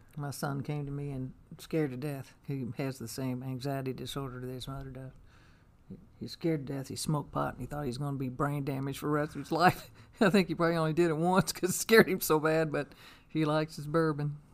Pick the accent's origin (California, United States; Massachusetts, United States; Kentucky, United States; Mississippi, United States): Kentucky, United States; now in Indiana, United States; I grew up in Kentucky